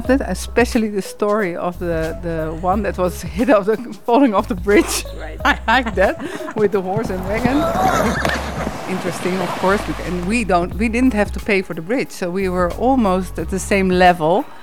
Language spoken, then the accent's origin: English; Netherlands; English is a second language; now in Rečica ob Savinji, Slovenia; I'm from the Netherlands and I live now in Rečica ob Savinji.